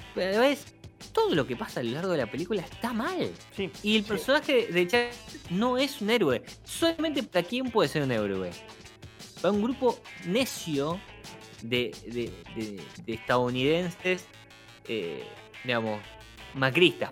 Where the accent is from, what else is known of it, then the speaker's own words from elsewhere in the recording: Argentina; nosotros que somos argentinos